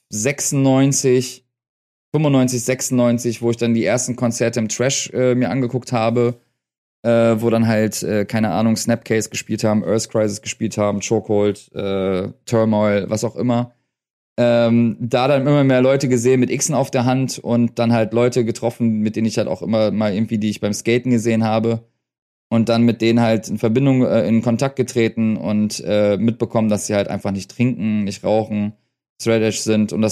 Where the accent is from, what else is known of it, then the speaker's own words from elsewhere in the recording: North Rhine-Westphalia, Germany; now in Berlin, Germany; da sind wir gerade nach Berlin gezogen. Ich komme halt aus Nordrhein-Westfalen. Wir sind aber 88 oder 89 mal nach Berlin gezogen, also vor Mauerfall sind wir in Berlin gewesen und äh, in Schöneberg.